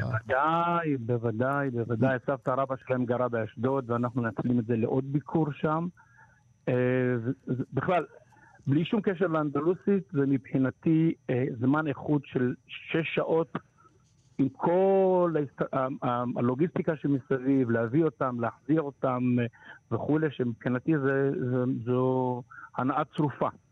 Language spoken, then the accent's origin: Hebrew; Morocco; now in Israel; אני יליד מרוקו